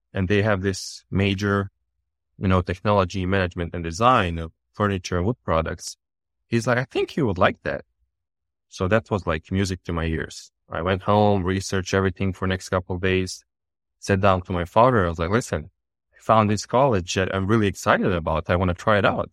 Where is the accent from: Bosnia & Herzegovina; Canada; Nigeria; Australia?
Bosnia & Herzegovina; also born or lived in Serbia; now in United States; I'm born and raised in Bosnia and really, really small town in Bosnia.